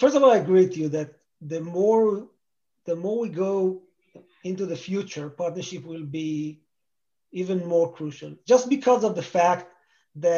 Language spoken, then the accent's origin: English; Israel; moved away as an adult; now in United States; I grew up in Israel